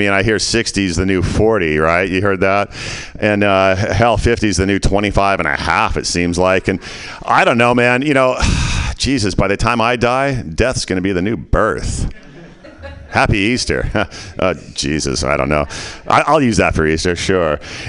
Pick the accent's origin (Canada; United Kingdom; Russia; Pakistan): Canada; now in United States; we're Canadian. Yeah, right? Okay. Then I moved to the States. I became a Can-Am.